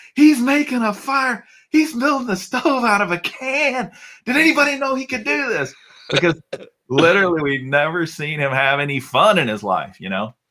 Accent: Alabama, United States; I was born in Alabama. Uh, my dad was an electrician

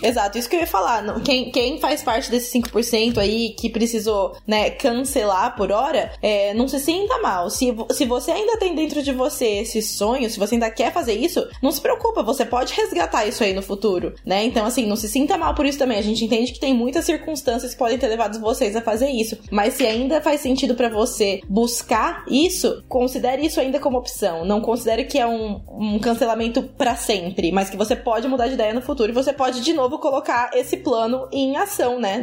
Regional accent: Brazil; a gente é brasileiro

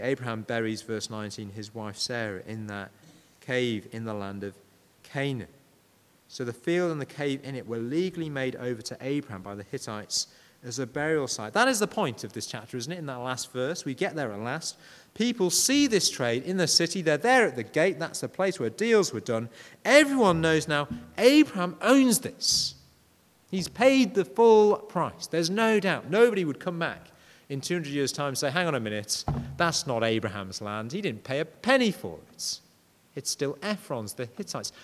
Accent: Yorkshire and the Humber, United Kingdom; I'm a Yorkshireman

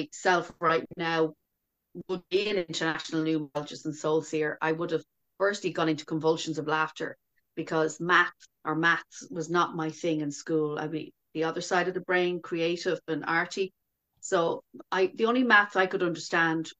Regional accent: Dublin, Leinster, Ireland; I was born in Dublin in the mid-60s

